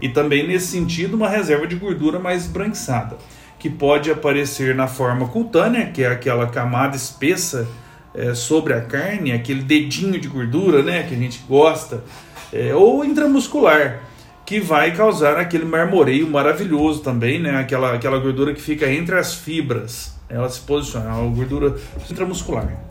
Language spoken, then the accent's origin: Portuguese; Minas Gerais, Brazil; eu sou mineiro